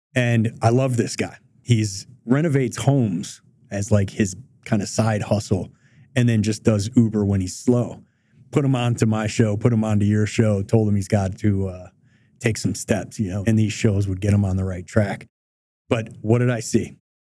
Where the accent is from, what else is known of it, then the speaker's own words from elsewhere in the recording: Detroit, Michigan, United States; I grew up in Southwest Detroit. I went to a Detroit public high schools.